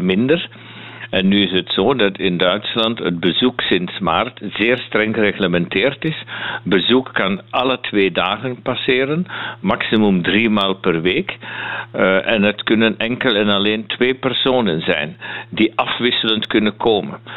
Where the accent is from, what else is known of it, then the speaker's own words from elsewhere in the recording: Flanders, Belgium; now in Münster, Germany; ik ben Vlaming